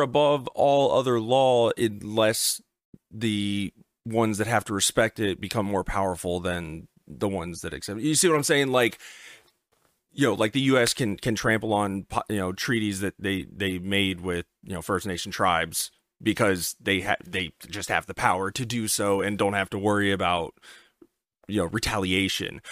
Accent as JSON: {"language": "English", "region": "Pennsylvania", "country": "United States", "tie": "born or raised there", "moved": "yes", "lives_now": "Virginia, United States", "said": "where I was born in Pennsylvania"}